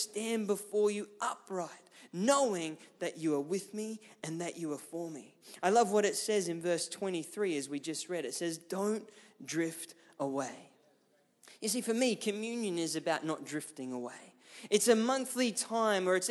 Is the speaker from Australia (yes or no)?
yes; Ipswich, Queensland, Australia; I grew up in Ipswich, which is just west of Brisbane